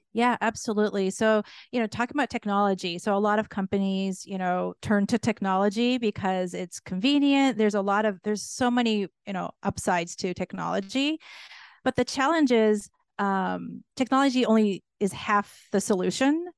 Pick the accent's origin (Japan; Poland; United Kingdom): Japan; moved away; also born or lived in United States / North America / Europe; being born and raised in Japan